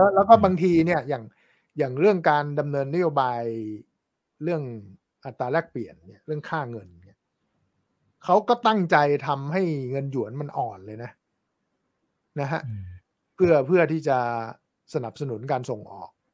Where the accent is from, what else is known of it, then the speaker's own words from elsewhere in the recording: Thailand; also born or lived in New York; เราคนไทย